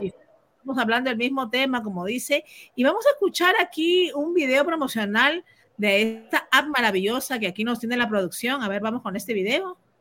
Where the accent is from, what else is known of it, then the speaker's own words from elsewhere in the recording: Peru; moved away; Yo como peruana, pues viviendo en el extranjero